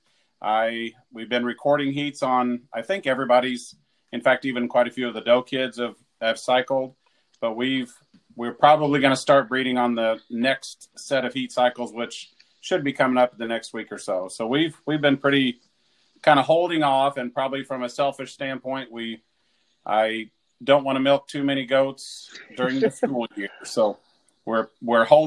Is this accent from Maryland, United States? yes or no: no; Dawn, Missouri, United States; I grew up in Dawn, Missouri